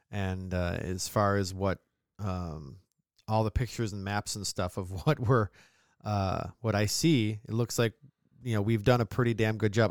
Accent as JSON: {"language": "English", "region": "upstate New York", "country": "United States", "accent": "mid-Atlantic", "said": "we're from New York"}